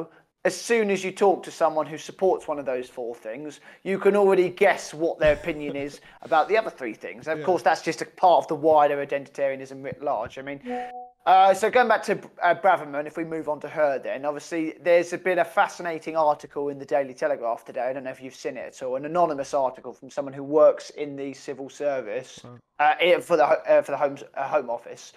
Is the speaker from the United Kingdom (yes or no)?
yes; United Kingdom; We're British